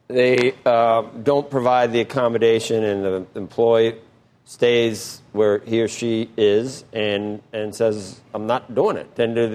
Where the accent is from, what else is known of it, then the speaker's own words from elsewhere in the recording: Cincinnati, Ohio, United States; I'm from Cincinnati.